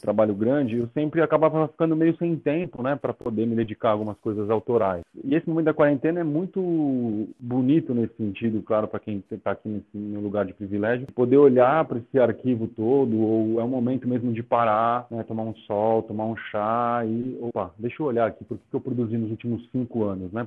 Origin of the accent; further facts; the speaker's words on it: São Paulo, Brazil; eu fazia pichação quando era moleque aqui em São Paulo